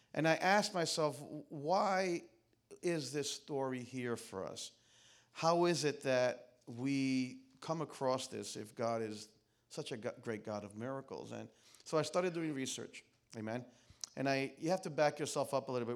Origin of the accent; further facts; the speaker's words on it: New York City, New York, United States; I'm from Queens